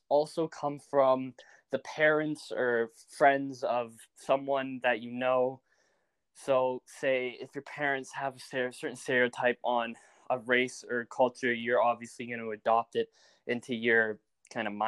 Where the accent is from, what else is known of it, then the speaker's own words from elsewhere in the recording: Calgary, Alberta, Canada; we're from Canada, we're from Calgary.